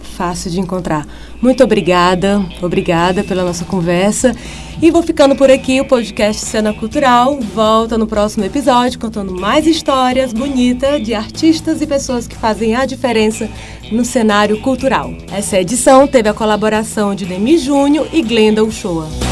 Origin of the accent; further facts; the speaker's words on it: Piauí, Brazil; o Piauí tem muita coisa boa, não só os lugares em si, mas as pessoas, os artistas, né? o nosso turismo